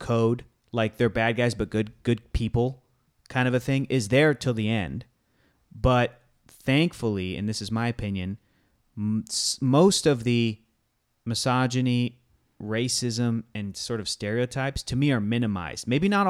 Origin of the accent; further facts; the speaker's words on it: California, United States; I remember growing up in Southern California and hearing that about